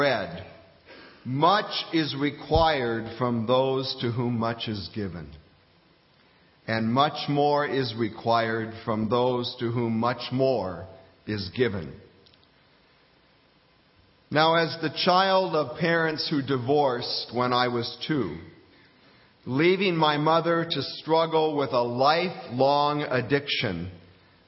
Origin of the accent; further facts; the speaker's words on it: Fairbanks, Alaska, United States; moved away as an adult; also born or lived in Coral Gables, Florida; my hometown of Fairbanks, Alaska